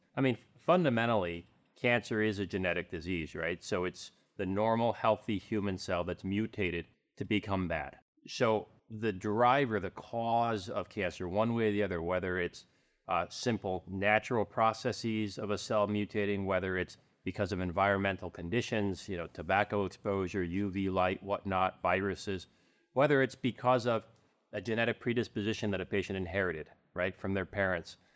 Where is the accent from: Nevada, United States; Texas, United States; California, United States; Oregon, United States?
California, United States; Southern; now in Arizona, United States; I grew up in Southern California